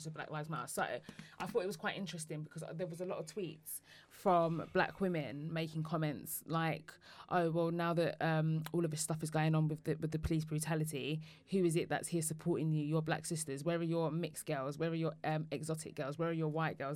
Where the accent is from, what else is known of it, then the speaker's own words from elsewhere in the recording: Woodford, London, United Kingdom; I come from Woodford in Essex, which is a predominantly white area